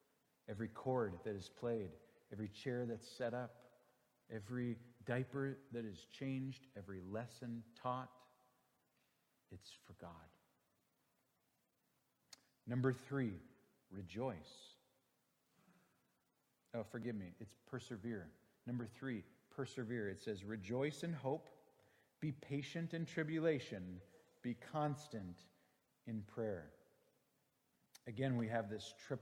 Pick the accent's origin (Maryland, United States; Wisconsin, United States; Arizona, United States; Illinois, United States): Wisconsin, United States; Green Bay; moved away; I grew up in Green Bay, Wisconsin, and Wisconsinites love a good fish boil